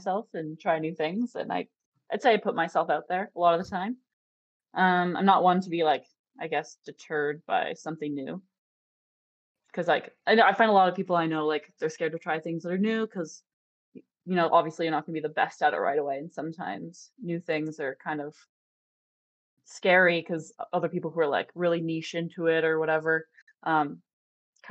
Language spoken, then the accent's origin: English; Ontario, Canada; now in Alberta, Canada; I'm originally from Ontario, which is like the most southern part of Canada